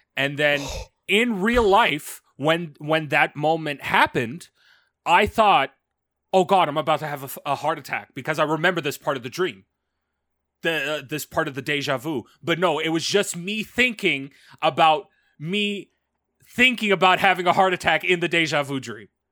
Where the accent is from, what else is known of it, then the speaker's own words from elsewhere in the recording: Canada; As a Canadian